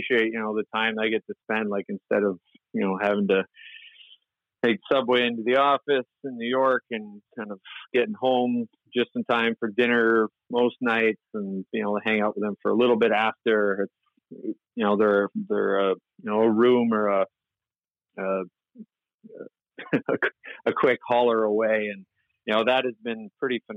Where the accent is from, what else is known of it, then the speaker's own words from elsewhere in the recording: near Windsor, Ontario, Canada; I grew up near Windsor, Ontario, across from Detroit